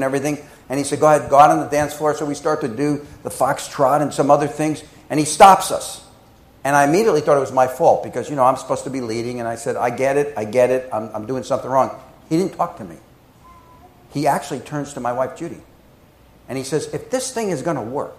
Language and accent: English; New Jersey, United States; moved away as an adult; also born or lived in New York City, United States; now in Appleton, United States; I'm from the East Coast. I'm born in Jersey, worked in New York City for many years